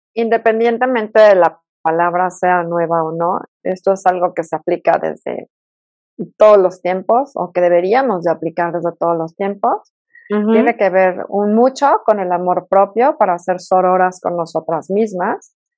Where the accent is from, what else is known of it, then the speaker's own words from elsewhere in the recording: Mexico City, Mexico; accent: fresa; moved away as an adult; now in Toluca, Mexico; soy de la Ciudad de México, aunque ya soy más este, Toluca porque llevo ya muchísimos años viviendo acá